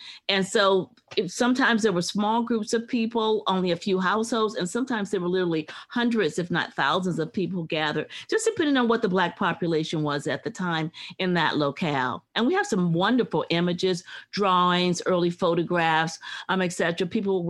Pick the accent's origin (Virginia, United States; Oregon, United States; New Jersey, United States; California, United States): Virginia, United States; I grew up in Virginia, and as far as Virginians are concerned, there is no history except for Virginia history.